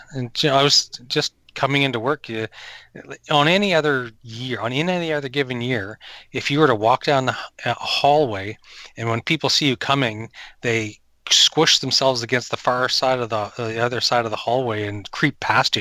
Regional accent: New Brunswick, Canada; I grew up in New Brunswick, and we would camp

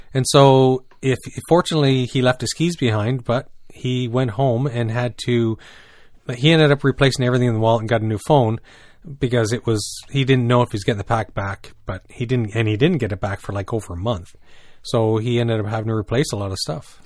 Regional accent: New Brunswick, Canada; also born or lived in British Columbia; now in Ontario, Canada; growing up in New Brunswick

